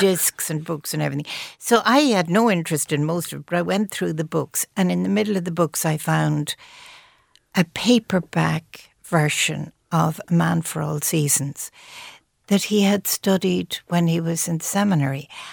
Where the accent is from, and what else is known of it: Ireland